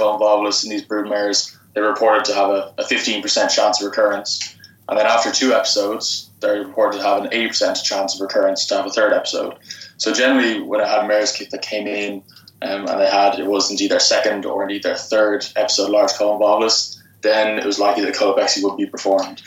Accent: Dublin, Leinster, Ireland; moved away as an adult; also born or lived in Lexington, Kentucky / University of Georgia; now in United States; I'm from Dublin in Ireland.

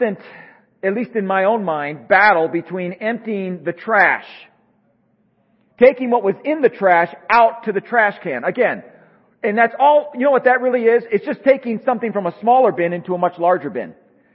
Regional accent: Midwest, United States; now in Tucson, United States; growing up in the Midwest

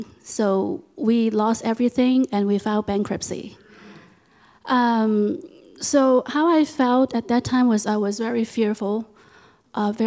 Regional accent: Hong Kong; moved away as an adult; now in United States; I was born in Hong Kong, and I lived there for about 21 years before I immigrated here to the United States

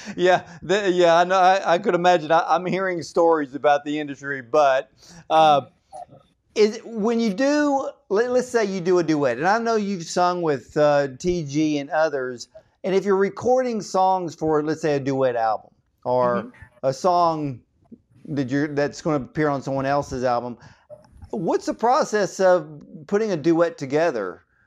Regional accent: Georgia, United States; now I'm from Georgia

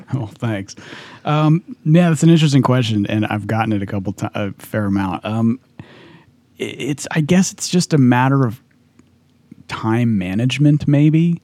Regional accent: California, United States; I grew up in California

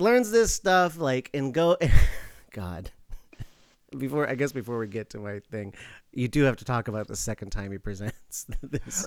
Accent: Alaska, United States; moved away; I'm from Alaska.

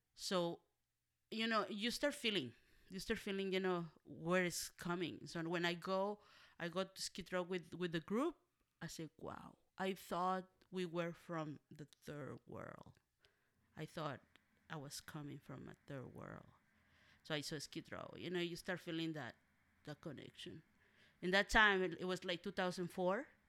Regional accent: Monterrey, Nuevo León, Mexico; moved away; also born or lived in Matehuala, San Luis Potosí, Mexico / Los Angeles; I was raised by an aunt, one of my, my mom's older sisters, and, uh, we live in different cities. I live in Monterrey, Nuevo León, Mexico, and I was born in Matehuala, San Luis Potosí, Mexico.

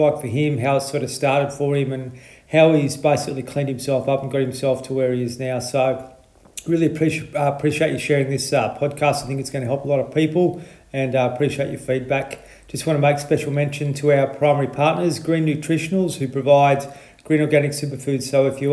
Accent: Victoria, Australia; moved away; I'm from Victoria

